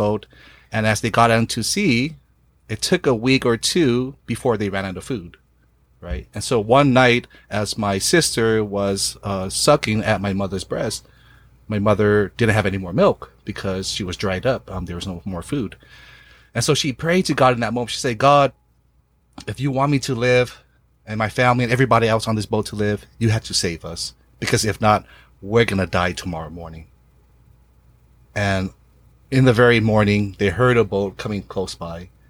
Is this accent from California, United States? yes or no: yes; Pomona, California, United States; I am of Vietnamese descent, born and raised in Pomona, California